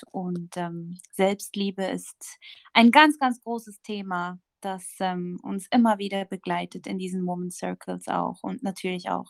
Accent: Bern, Switzerland; ähm, ich komme aus Bern, der schönen Schweiz.

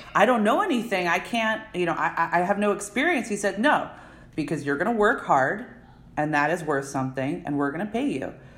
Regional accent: Narberth, Pennsylvania, United States; I was born and raised right outside in a town called Narberth

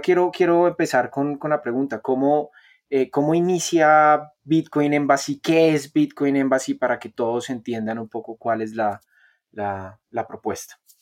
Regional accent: Bogotá, Colombia; yo soy un bogotano, yo soy un, colombianito.

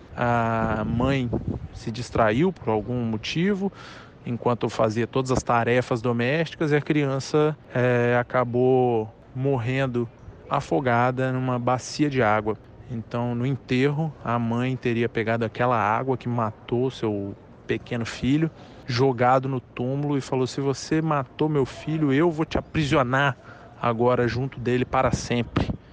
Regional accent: Cariacica, Espírito Santo, Brazil; eu sou de Cariacica Sede

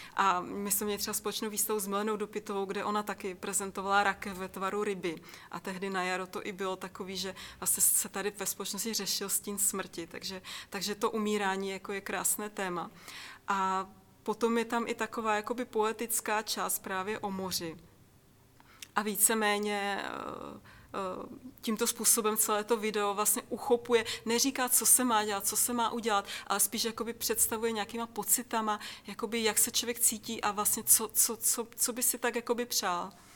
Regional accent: Czechia; já jsem se narodila v České republice

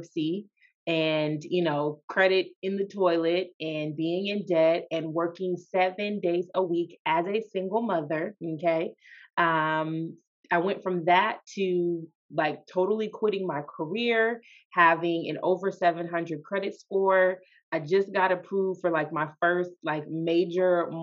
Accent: Sacramento, California, United States; now in Bay Area, United States; I'm from Sacramento, California. I am a California girl

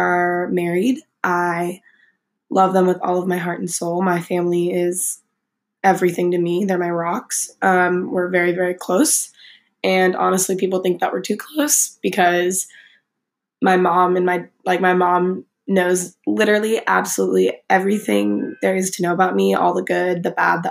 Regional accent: Fresno, California, United States; also born or lived in San Francisco, California; I grew up in Fresno, California my entire life

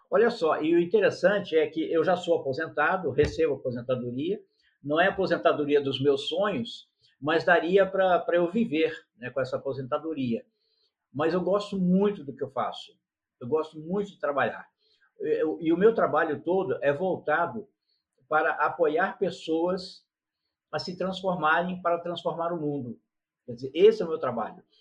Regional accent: São Paulo, Brazil; also born or lived in Rio de Janeiro; now in Petrópolis, Brazil; Eu nasci no estado do Rio de Janeiro, fui criado em São Paulo, quer dizer, morei alguns anos em São Paulo, depois vim para Petrópolis.

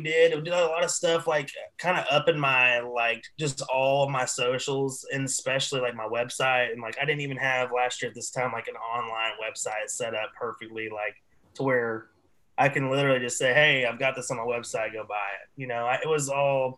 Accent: East Tennessee, United States; I'm from East Tennessee

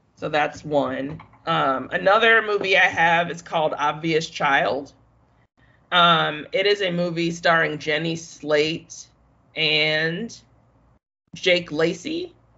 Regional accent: Chicago, Illinois, United States; I am from the South Side

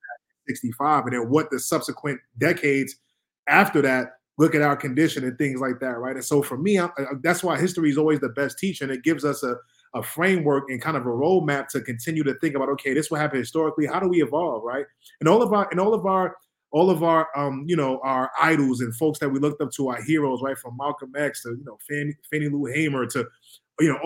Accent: New York City, New York, United States; moved away; also born or lived in Boston / Virginia / California; I'm from New York City, I'm from Harlem, New York

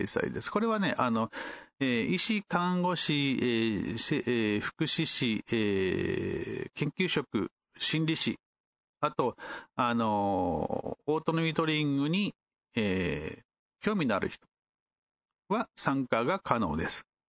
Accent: Kumamoto, Japan; 私の地元である熊本開催なので

